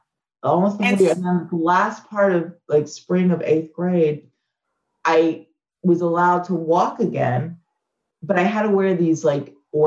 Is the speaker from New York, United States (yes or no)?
yes; New York, United States; it didn't matter that I was different or I was from New York